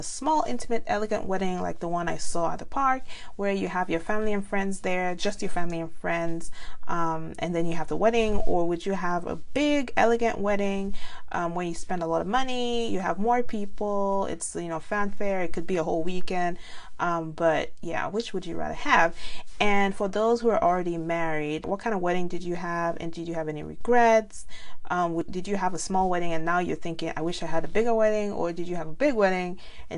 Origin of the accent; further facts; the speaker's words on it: Nigeria; now in United States; being Nigerian